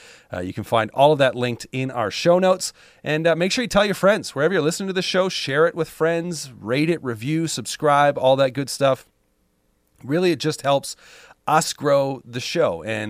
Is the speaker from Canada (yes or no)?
yes; Canada; As a Canadian, I'm like, yeah, hockey, it makes sense.